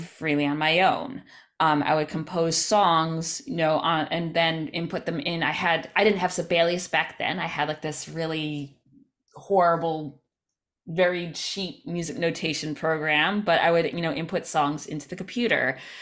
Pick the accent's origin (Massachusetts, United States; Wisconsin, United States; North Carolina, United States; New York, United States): New York, United States; Albany; now in New York City, United States; where I grew up in Albany